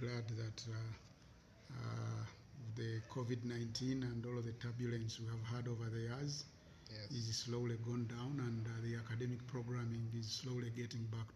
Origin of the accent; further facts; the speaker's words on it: Kampala, Central Region, Uganda; I was born in Kawempe, Kampala district. So I have had all my early education in Kampala